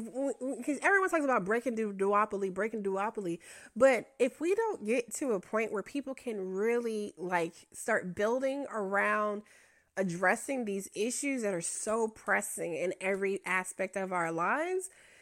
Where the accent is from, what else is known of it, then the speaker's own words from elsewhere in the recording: West Virginia, United States; When I talk about West Virginia, and everyone, I'm sure being from West Virginia, you know, the way the rest of the country sometimes like West Virginia